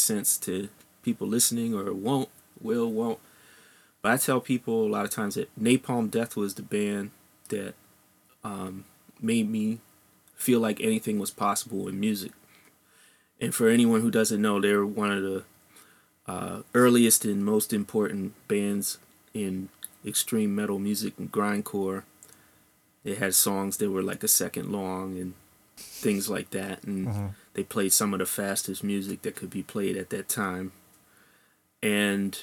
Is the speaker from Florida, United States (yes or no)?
no; Silver Spring, Maryland, United States; I grew up in Silver Spring, Maryland, which is right next to Washington, D.C.